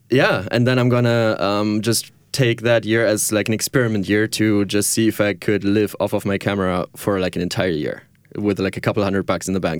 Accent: small town near Düsseldorf, North Rhine-Westphalia, Germany; accent: German; English is a second language; moved away as an adult; now in Tel Aviv, Israel; I'm from Germany, from a small town in Germany, close

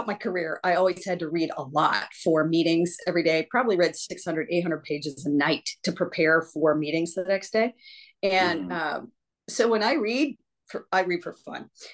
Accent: West Carrollton, Ohio, United States; now in Northville, United States; Near Dayton, Ohio, West Carrollton, to be specific.

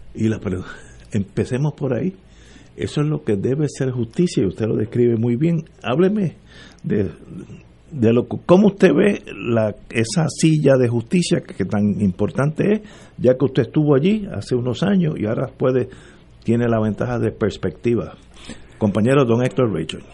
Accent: Puerto Rico; somos puertorriqueños

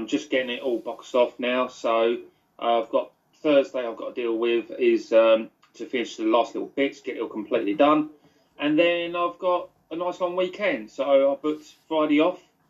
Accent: United Kingdom; We are British.

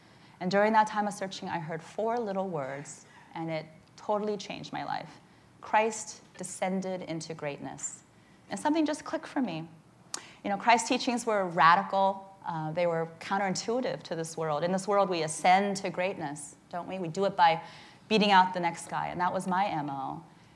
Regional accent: Midwest, United States; also born or lived in Charleston, South Carolina; now in San Francisco, United States; I grew up in the Midwest, which is very different than out here, in small towns

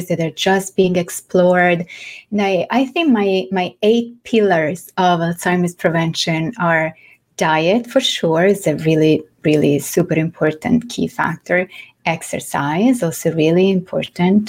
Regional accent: Florence, Tuscany, Italy; accent: mix of Italian, French and English; English is a second language; moved away as an adult; now in New York City, United States; I am from Florence in Italy. So my accent is a mix of Italian, French, which is my second language, and, well, I guess English at this point.

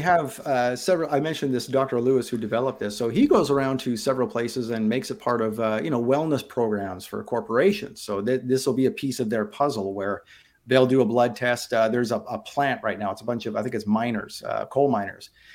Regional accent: Abbotsford, British Columbia, Canada; moved away; I grew up on the west coast of Canada in a town called Abbotsford, British Columbia, just outside of Vancouver

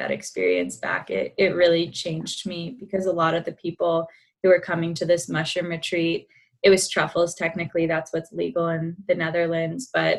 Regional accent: Atlanta, Georgia, United States; I was born and raised in Atlanta, Georgia, did the typical track, stayed in state for college

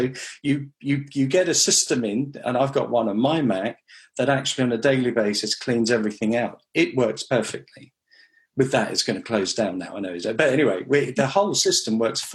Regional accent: Western Australia, Australia; now in United Kingdom; I grew up in Australia, in Western Australia, so I speak the language.

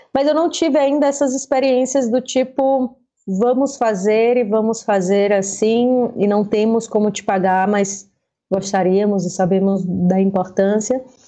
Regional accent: Fortaleza, Ceará, Brazil; accent: cearense; moved away as an adult; now in São Paulo, Brazil; adoraria não perder o meu sotaque cearense e tudo, mas ele se mistura

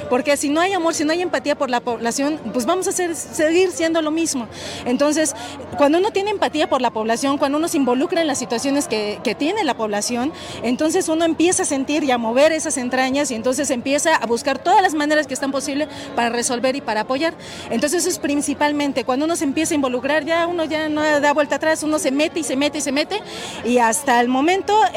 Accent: Camerino Z. Mendoza, Veracruz, Mexico; yo soy de Veracruz, de Camerino Z Mendoza

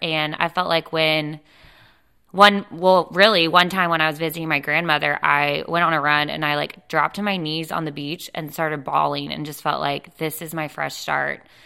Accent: Dallas, Texas, United States; moved away as an adult; now in Wilmington, United States; I moved to Wilmington, North Carolina about four and a half years ago. I'm from Dallas, Texas.

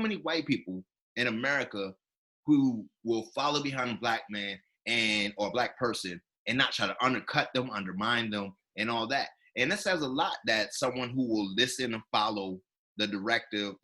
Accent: South Carolina, United States; I'm from South Carolina

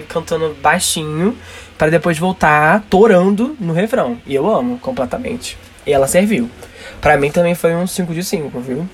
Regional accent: Rio de Janeiro, Brazil; aqui no Rio de Janeiro, pelo menos na parte onde eu cresci, da periferia do Rio de Janeiro

